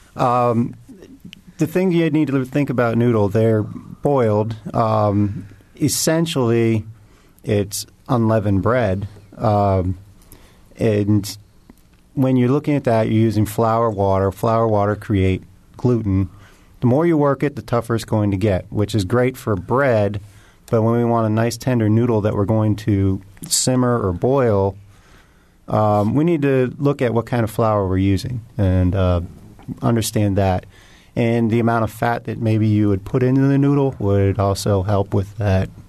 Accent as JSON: {"language": "English", "town": "Indianapolis", "region": "Indiana", "country": "United States", "tie": "born or raised there", "said": "I grew up in Indianapolis"}